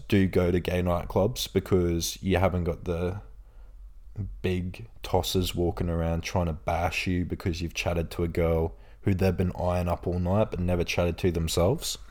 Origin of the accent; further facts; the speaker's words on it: Australia; also born or lived in Bradford, England; I'm from Australia, I'm from here, like, it's a nice place